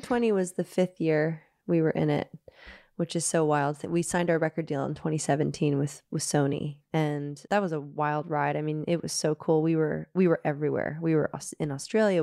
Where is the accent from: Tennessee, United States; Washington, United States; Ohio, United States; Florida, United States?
Tennessee, United States; Nashville; moved away as an adult; also born or lived in Liverpool, United Kingdom; now in United Kingdom; growing up in Nashville